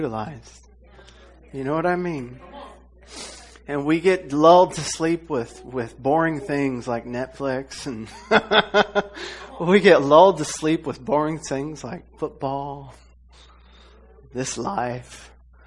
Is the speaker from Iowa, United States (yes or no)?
yes; Iowa, United States; moved away; I'm from Iowa